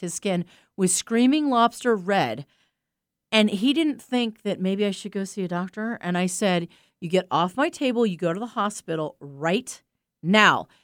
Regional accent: East Coast, United States; I'm from the East Coast. I grew up with people like

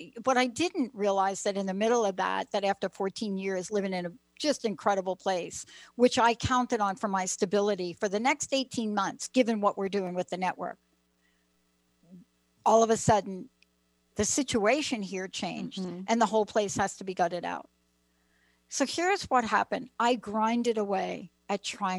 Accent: East Coast, United States; I grew up on the East Coast

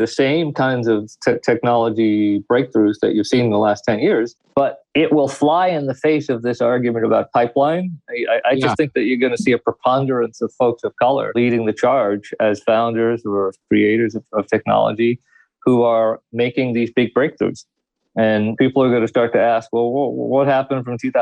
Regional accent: Trinidad & Tobago; My ethnic heritage is South Asian, but I actually come from the Caribbean and from a small island called Trinidad and Tobago

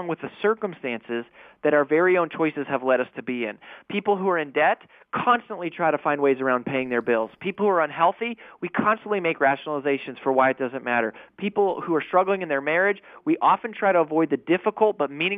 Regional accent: Colorado, United States; I grew up in Colorado

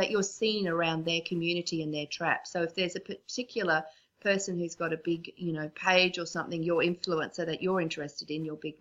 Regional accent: Australia; accent: Australian; because of my accent, I know we're both Aussies

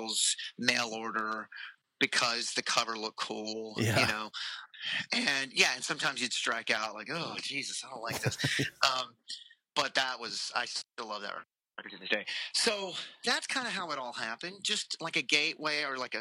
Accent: Sherman, Texas, United States; also born or lived in Dallas, Texas; now in Austin, United States; I live in Austin, Texas. I grew up in Sherman, which is 4.5 hours away

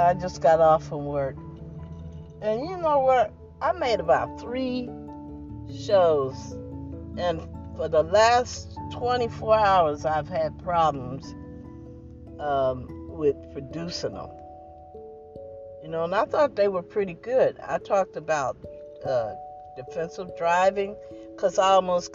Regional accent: New Jersey, United States; I'm from New Jersey. My family from Georgia

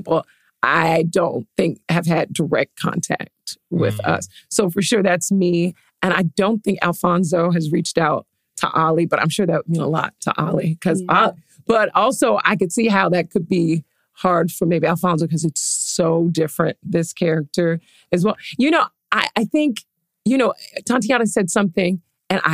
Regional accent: Jacksonville, Florida, United States; moved away; also born or lived in West Palm Beach, Florida; went back to Jacksonville, which is where I grew up. I'm from Florida. I'm from West Palm Beach, but grew up mainly in Jacksonville.

